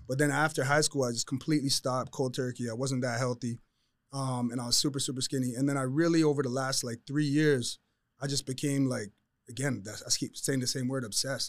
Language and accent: English; Toronto, Ontario, Canada; moved away; I'm from Toronto